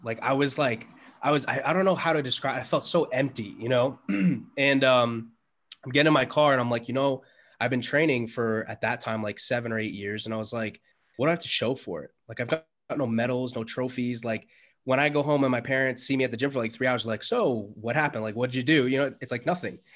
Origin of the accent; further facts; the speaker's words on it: New York City, New York, United States; I was born in the Bronx.